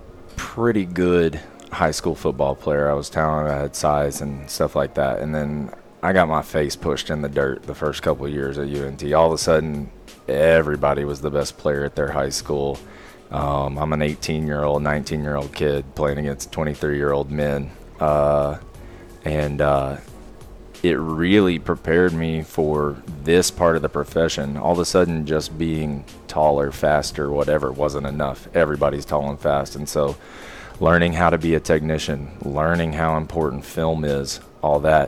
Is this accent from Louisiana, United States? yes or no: no; Oklahoma City, Oklahoma, United States; I'm born and raised in Oklahoma City.